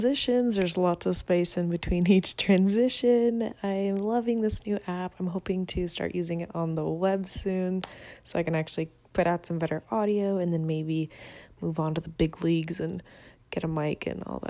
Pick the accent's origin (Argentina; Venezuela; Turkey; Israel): Venezuela; English is a second language; now in United States; I'm not from this country. I'm from Venezuela. I'm recording this in the US.